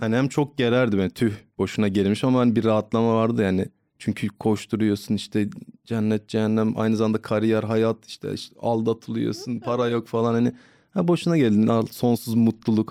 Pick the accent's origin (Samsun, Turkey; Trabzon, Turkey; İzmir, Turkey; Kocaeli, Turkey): Trabzon, Turkey; now in Istanbul, Turkey